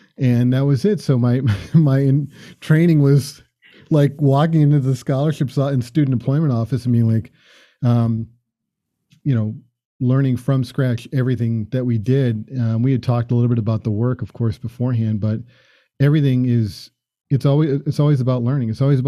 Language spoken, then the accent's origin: English; Florida, United States; now in Boston, United States; I grew up in Florida and cut grass.